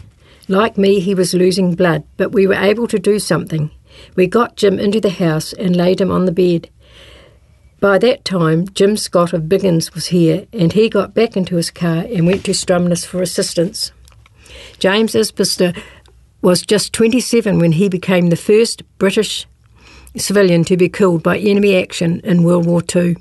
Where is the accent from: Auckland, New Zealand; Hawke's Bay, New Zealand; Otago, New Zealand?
Otago, New Zealand; North; I came from North Otago